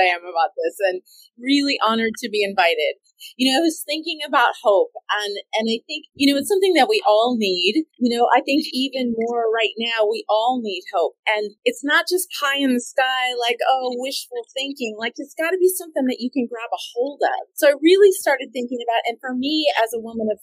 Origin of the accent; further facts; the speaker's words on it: California, United States; moved away; also born or lived in Austin / Florida; where I grew up in California